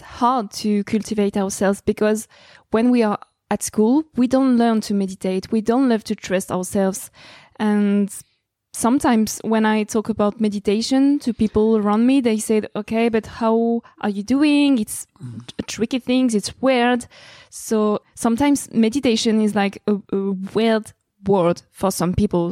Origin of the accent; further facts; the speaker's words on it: France; accent: French; English is a second language; I have a very big French accent.